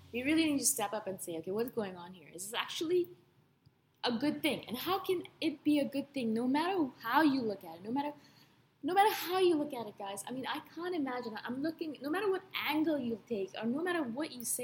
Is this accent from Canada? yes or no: yes; Canada; moved away; I'm a Canadian.